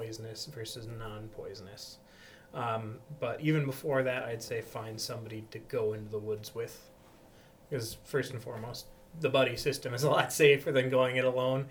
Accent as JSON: {"language": "English", "town": "Backus", "region": "Minnesota", "country": "United States", "tie": "born or raised there", "said": "I'm a local boy. I was born and raised in the Bacchus area"}